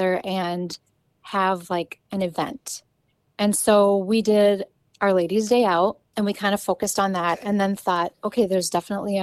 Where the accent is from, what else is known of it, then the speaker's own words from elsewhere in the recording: Swanville, Minnesota, United States; I'm from Swanville, Minnesota, and I'm a boutique owner at the current time